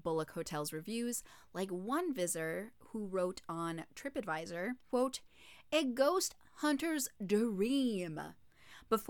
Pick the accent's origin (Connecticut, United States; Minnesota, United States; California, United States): Minnesota, United States; I'm from Minnesota, so I'm calling it pop